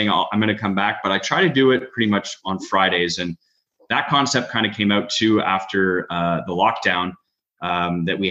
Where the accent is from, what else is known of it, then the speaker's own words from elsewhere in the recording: Beaconsfield, Quebec, Canada; I grew up in Beaconsfield. I went to Beacon Hill Elementary, Beaconsfield High School